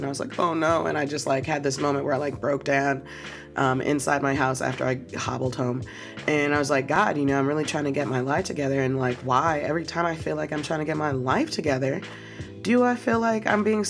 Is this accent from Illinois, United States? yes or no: yes; Chicago, Illinois, United States; like I'm from Chicago, pop, like.